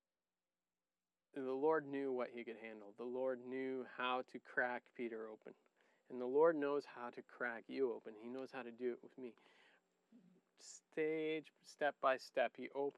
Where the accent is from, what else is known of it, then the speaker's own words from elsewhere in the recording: Niger; moved away; I grew up in Niger too